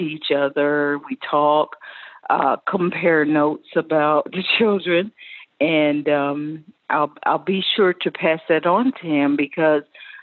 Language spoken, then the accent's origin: English; Pensacola, Florida, United States; I grew up in Pensacola, Florida